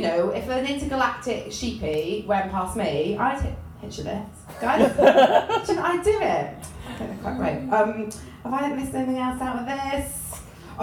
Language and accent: English; Welsh, Wales, United Kingdom; I'm Welsh